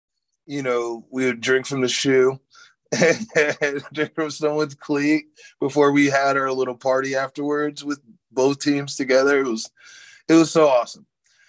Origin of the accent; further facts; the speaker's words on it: Boonville, Missouri, United States; also born or lived in Sacramento, California; We spent most of our time in Boonville, Missouri, and in Sacramento, California. We moved from Boonville to Sacramento. Parents were in the military.